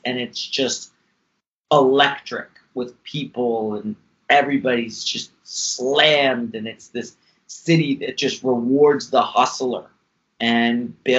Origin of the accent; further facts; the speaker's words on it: New York City, New York, United States; also born or lived in Westchester, New York / California; I grew up in Brooklyn, New York. I'm like a New Yorker, thick and thin. And when I was about 12, I moved out to Westchester. And so I'm a New York guy.